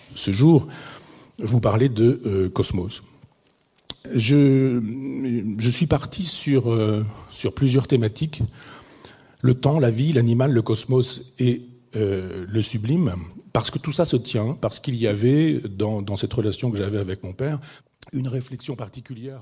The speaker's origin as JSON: {"language": "French", "town": "Chambois", "region": "Normandy", "country": "France", "tie": "born or raised there", "said": "c'est mon village natal"}